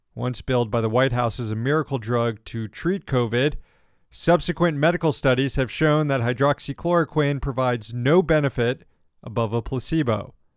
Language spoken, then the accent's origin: English; Florida, United States; I'm from Florida